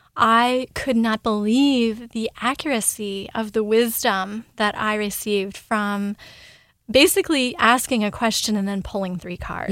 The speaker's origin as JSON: {"language": "English", "town": "Ashland", "region": "Oregon", "country": "United States", "tie": "born or raised there", "moved": "yes", "lives_now": "Louisville, United States", "said": "I grew up in Southern Oregon. I was born in Ashland and grew up in a very small bubble"}